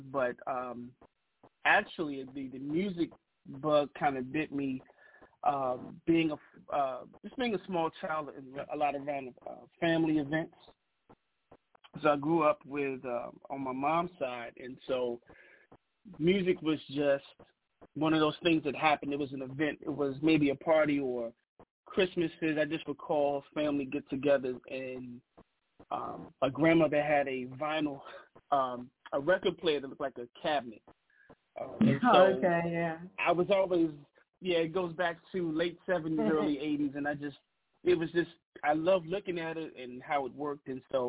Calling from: Bowie, Maryland, United States; Well, I'm calling from Bowie, Maryland, which is, I guess, 15 to 20 minutes outside of Washington, D.C.

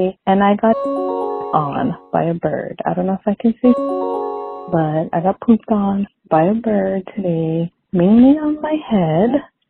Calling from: Hawaii, United States; Hey, Carly. … I'm from Hawaii.

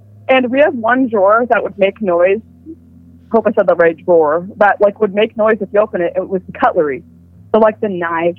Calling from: Ontario, Canada; calling from Ontario.

